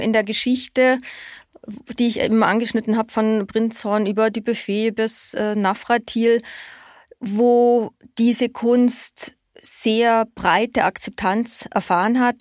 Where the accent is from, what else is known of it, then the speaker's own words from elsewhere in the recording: Germany; now in Austria; mir als Deutsche